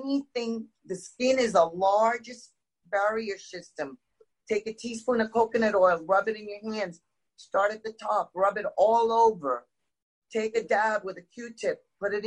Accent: India; moved away; I'm originally from India

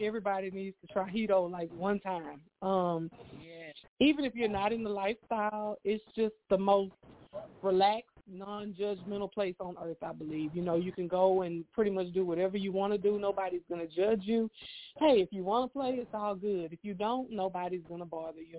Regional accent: Houston, Texas, United States; I am from Houston, Texas

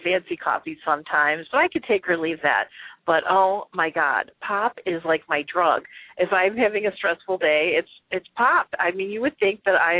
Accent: Chicago, Illinois, United States; growing up in the Midwest in Chicago

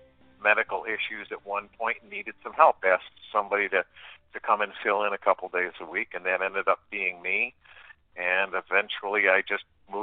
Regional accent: Batavia, New York, United States; Being born and raised in Batavia, it's been part of my life all the way through

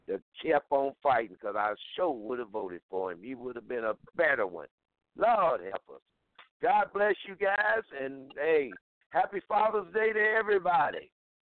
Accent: United States; also born or lived in Houston, Texas; I'm American and I'm a black American. I'm not from Africa. I'm from America.

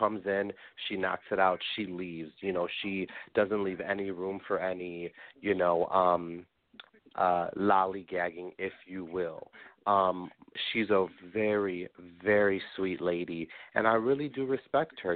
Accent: Des Plaines, Illinois, United States; also born or lived in Chicago / Park Ridge; I was born in Chicago, raised in Des Plaines

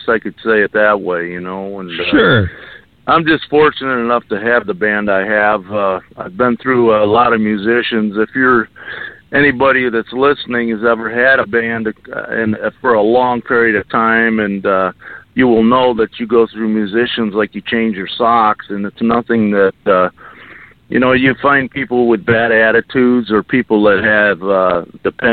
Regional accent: Lindenville, New York, United States; now in Arizona, United States; I'm from Lindenville, New York.

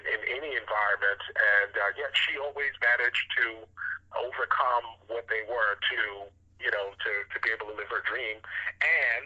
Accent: New York City, New York, United States; I grew up in Brooklyn, New York

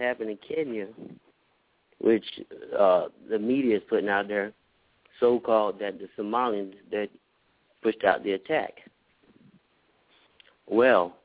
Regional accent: Orlando, Florida, United States; now in Minneapolis, United States; I'm from Orlando

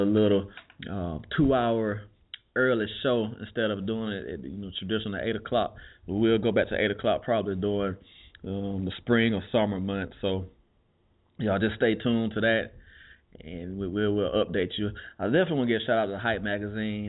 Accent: Alabama, United States; I am from Alabama.

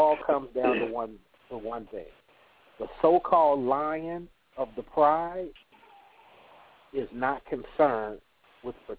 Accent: California, United States; now in the South, United States; I'm down here in the South, and I'm from California

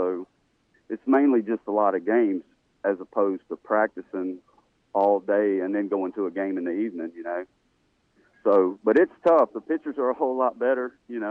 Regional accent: Louisiana, United States; growing up in Louisiana

